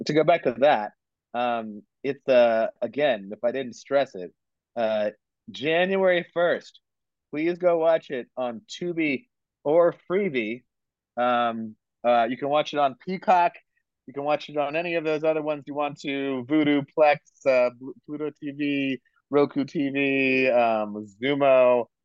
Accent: India; I'm Indian

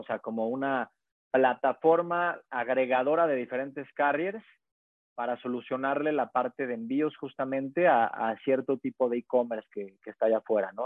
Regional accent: Puebla, Mexico; soy poblano 100%

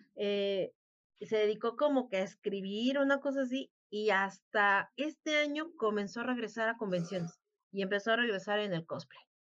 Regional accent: Mexico; somos aquí los mexicanos

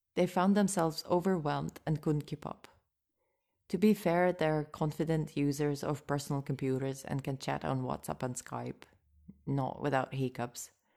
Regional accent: Moscow, Russia; English is a second language; I grew up in Moscow

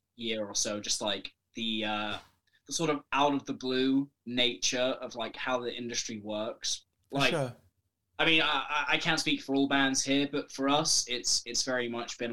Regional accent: Welsh, Wales, United Kingdom; I'm also Welsh as well

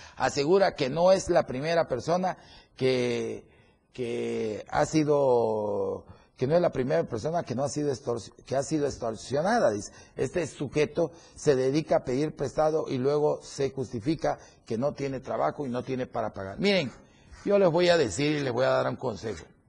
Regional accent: Tuxtla Gutiérrez, Chiapas, Mexico; yo soy de aquí, hombre? Aquí tengo lo que más quiero, mi familia, mis amigos y sobre todo a muchos hermanos que tengo aquí en esta bella capital

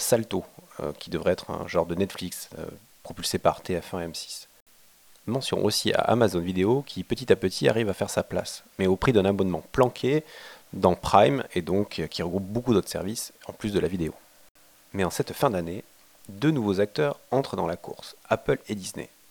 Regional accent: France; Chez nous en France

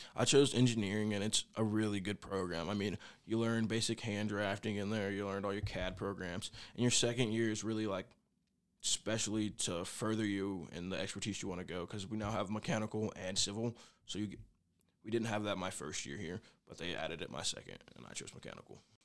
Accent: Oklahoma City, Oklahoma, United States; moved away as an adult; now in Goodland, United States; I'm from Oklahoma City

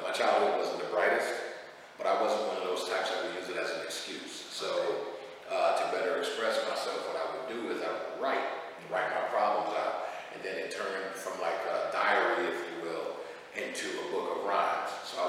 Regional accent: Pahokee, Florida, United States; I'm from Pahokee, Florida, original Florida native.

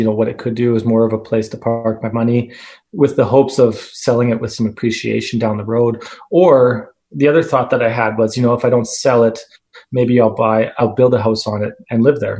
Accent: Northern Alberta, Canada; also born or lived in Edmonton / Athabasca; now in Calgary, Canada; so I grew up in Northern Alberta and I lived in Edmonton and now I'm currently in Calgary

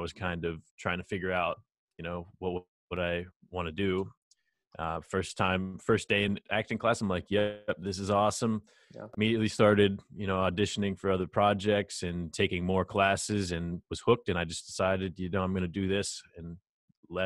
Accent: Maryland, United States; moved away as an adult; also born or lived in Connecticut; now in New York City, United States; I'm from Maryland originally, but I moved to New York City to become an actor a couple years ago.

